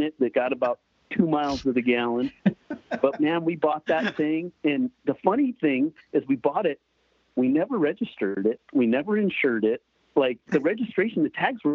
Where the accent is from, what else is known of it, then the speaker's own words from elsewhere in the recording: California, United States; growing up in California